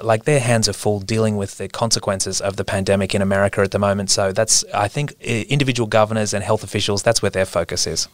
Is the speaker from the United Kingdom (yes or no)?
no; Queensland, Australia; I'm from Queensland, and so I spend a lot of Christmases as a kid in North Queensland at my uncle's house